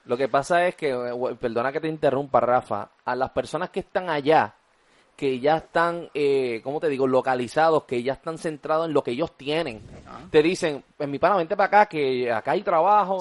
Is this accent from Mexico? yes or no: no; Puerto Rico; yo prefiero quedarme en mi país. Y tú sabes lo que pasa también. Aquí en Puerto Rico hay trabajo.